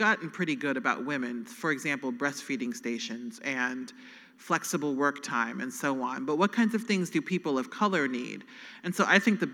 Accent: Nebraska, United States; I'm from Nebraska.

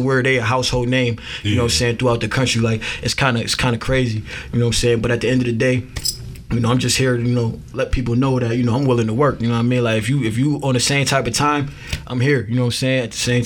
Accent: Buffalo, New York, United States; I'm from Buffalo

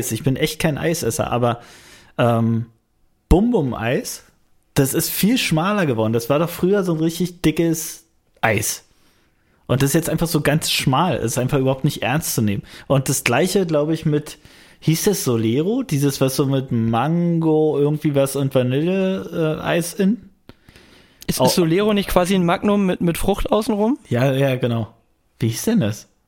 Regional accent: Brandenburg, Germany; Also wir hatten als Kind in Frankfurt-Oder, nicht in Frankfurt-Oder, sondern es gab irgendwie zwischen Frankfurt-Oder und Eisenhüttenstadt gab es einen Ort, ich glaube Fürstenberg

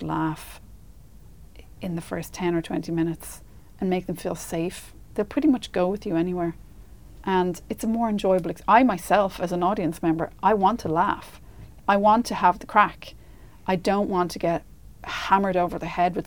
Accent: Ireland; as Irish people

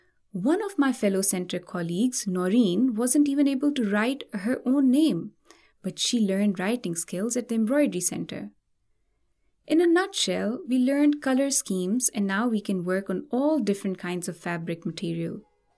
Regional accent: Umerkot, Sindh, Pakistan; from Umerkot.

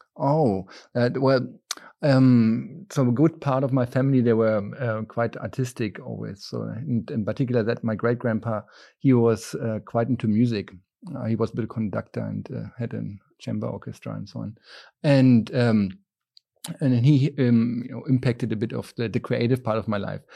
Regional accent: just south of Berlin, Brandenburg, Germany; moved away; I grew up, uh, just south of Berlin and, um, in a small town

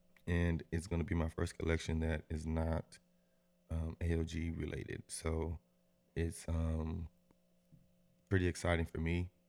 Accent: Austin, Texas, United States; I would say I'm from Austin.

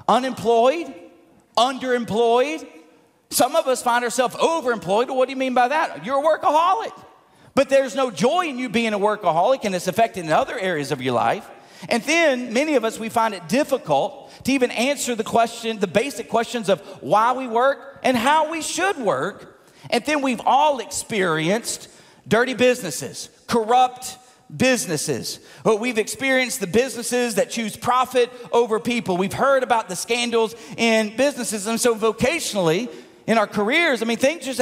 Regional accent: Tipton County, Tennessee, United States; moved away; my hometown in Tipton County in Tennessee.

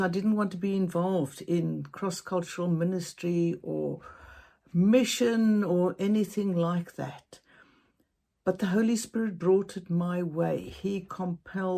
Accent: Cape Town, Western Cape, South Africa; I'm from Cape Town, South Africa

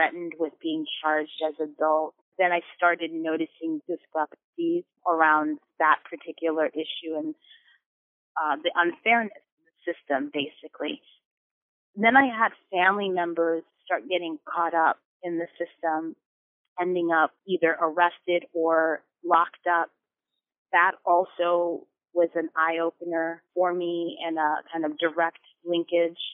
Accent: New York City, New York, United States; moved away as an adult; also born or lived in Chicago; I grew up here in New York City on the Lower East Side.

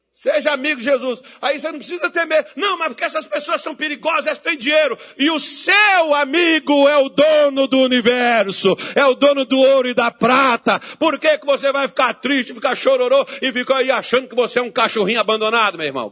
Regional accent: Minas Gerais, Brazil; accent: mineirês; Eu prefiro meu mineirês e o meu português feio pra caramba

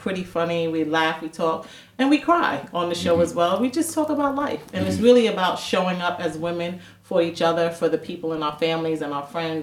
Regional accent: New York City, New York, United States; I went to school in Queens. I'm from Queens

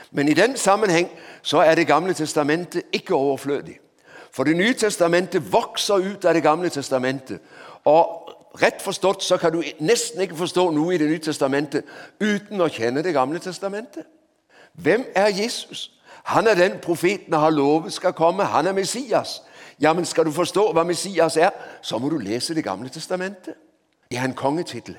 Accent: Denmark; Norwegian is a second language; moved away as an adult; also born or lived in Oslo, Norway / Grimstad, Norway; now in Norway; så hører du på språket mitt at jeg ikke er ekte, jeg er båtflyktning fra Danmark

